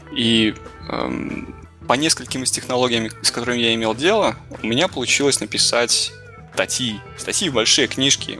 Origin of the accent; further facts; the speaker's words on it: Belarus; moved away as an adult; now in Toronto, Canada; я вырос и отучился в Беларуси, после чего устроился в небольшую геймдев-компанию, которая меня успешно перевезла в Торонто.